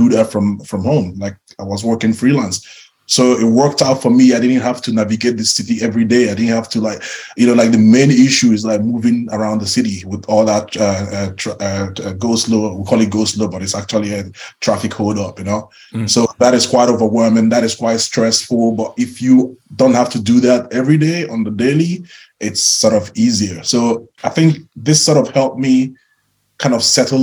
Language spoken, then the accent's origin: English; Enugu, Enugu State, Nigeria; moved away as an adult; also born or lived in Lagos; I grew up in Enugu.